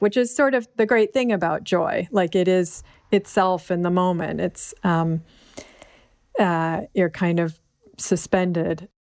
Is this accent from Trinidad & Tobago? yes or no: no; Berkeley, California, United States; growing up in Berkeley